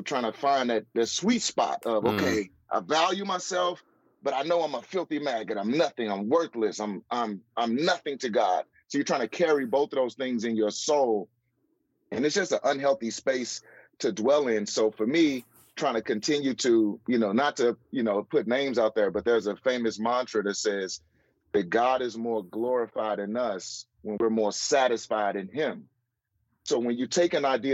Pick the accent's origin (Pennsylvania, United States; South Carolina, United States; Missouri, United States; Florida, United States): Missouri, United States; St. Louis; St. Louis, which is my hometown